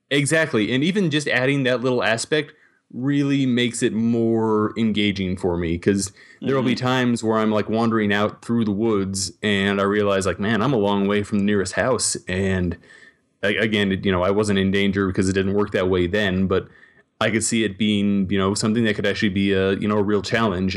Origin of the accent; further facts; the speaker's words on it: Montana, United States; growing up in Montana